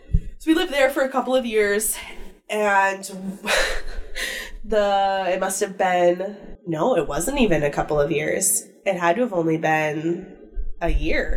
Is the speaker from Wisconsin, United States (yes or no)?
yes; Wisconsin, United States; moved away as an adult; So I am originally from Wisconsin. I think I've mentioned a couple of times I'm from the Midwest. I'm from Wisconsin. I left my hometown and went to college in Eau Claire.